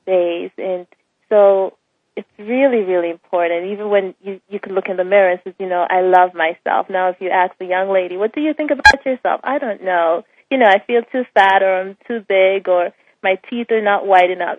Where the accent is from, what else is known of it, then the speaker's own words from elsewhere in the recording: Bahamas; moved away as an adult; also born or lived in Jamaica; I'm from the Bahamas. Um, my parents are both Jamaicans. Um, I spent part of my life in Jamaica and then the rest in the Bahamas, attending school and graduated